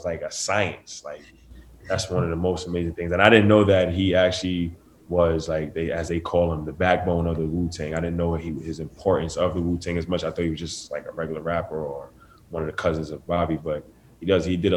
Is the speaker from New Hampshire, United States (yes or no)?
no; New York City, New York, United States; I grew up in Staten Island. I'm born and raised